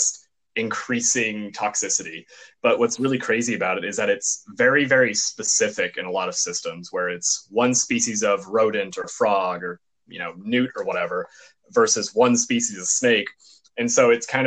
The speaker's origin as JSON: {"language": "English", "region": "Texas", "country": "United States", "moved": "yes", "lives_now": "Southern California, United States", "said": "I'm from Texas"}